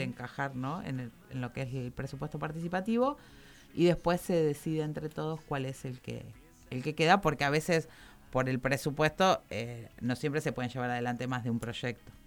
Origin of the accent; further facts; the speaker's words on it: Campana, Buenos Aires Province, Argentina; Yo soy, yo soy de acá, soy de Campana